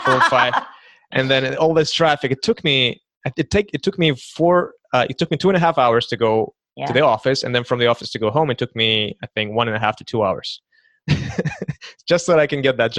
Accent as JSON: {"language": "English", "country": "Kazakhstan", "also_born_or_lived": "Santa Barbara", "second_language": "English", "lives_now": "United States", "said": "I came from Kazakhstan. I lived in Santa Barbara, and I took a trip to Los Angeles for the first time"}